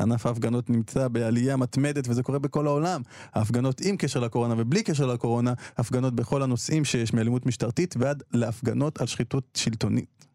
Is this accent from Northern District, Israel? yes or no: no; Beersheba, Southern District, Israel; אני נולדתי שם, כאילו, בבירת הנגב אני נולדתי, אה, בבאר שבע